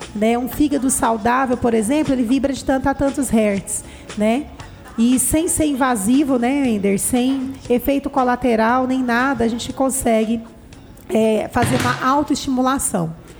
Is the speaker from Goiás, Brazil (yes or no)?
yes; Anápolis, Goiás, Brazil; eu sou natural daqui de Anápolis